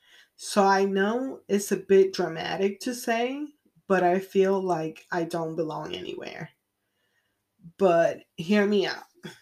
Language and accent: English; Puerto Rico; also born or lived in United States; I came from Puerto Rico. I really don't feel like I belong there either. All of my life, I have been between Puerto Rico and the mainland, meaning United States.